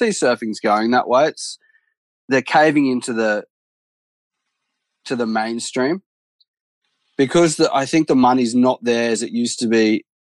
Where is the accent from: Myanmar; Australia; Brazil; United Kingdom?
Australia; being Australian